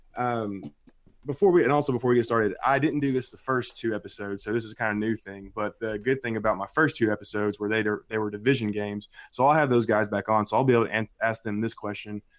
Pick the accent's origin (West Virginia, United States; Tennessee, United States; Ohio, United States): Tennessee, United States; Nashville; I'm from Nashville, Tennessee